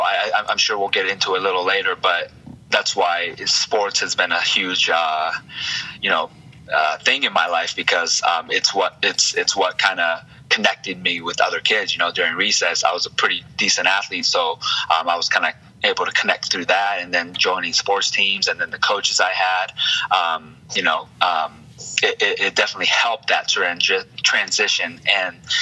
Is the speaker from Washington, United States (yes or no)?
yes; Seattle, Washington, United States; also born or lived in Tacoma, Washington; where I grew up in Seattle